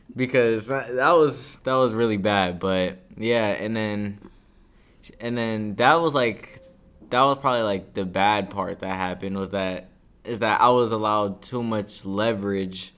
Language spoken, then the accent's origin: English; Cleveland, Ohio, United States; I'm from, really from, like, all around of Cleveland, but, you know, growing up, I moved around over here, then I moved a, around over the, on the east side